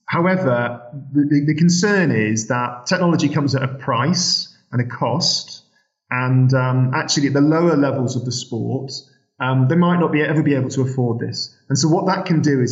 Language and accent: English; Sheffield, Yorkshire and the Humber, United Kingdom; I'm from Sheffield.